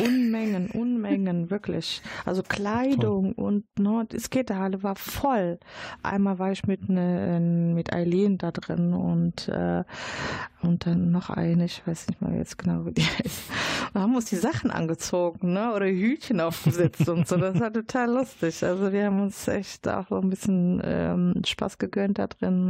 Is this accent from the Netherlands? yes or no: no; Morocco; now in Dortmund, Germany; ich bin gebürtige Marokkanerin, aber ich kann die äh, arabische Sprache nicht